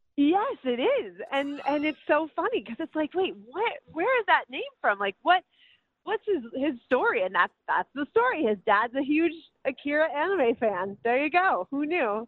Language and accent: English; Minnesota, United States; moved away; I'm from Minnesota